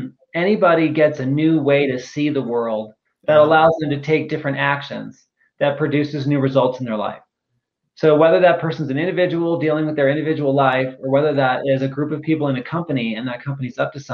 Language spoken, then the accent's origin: English; Phoenix, Arizona, United States; moved away as an adult; now in Austin, United States; I'm originally from Phoenix, Arizona. That's where I grew up.